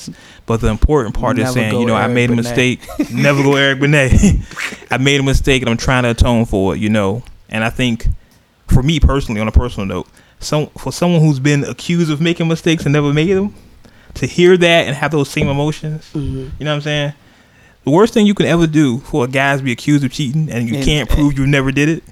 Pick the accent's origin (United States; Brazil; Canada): United States; Oakland, California; We all know where I'm from. we all know. East Oakland, town business